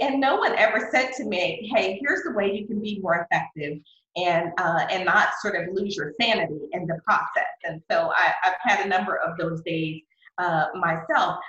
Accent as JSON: {"language": "English", "town": "Philadelphia", "region": "Pennsylvania", "country": "United States", "moved": "yes", "lives_now": "McKinney, United States", "said": "I'm originally from Philadelphia"}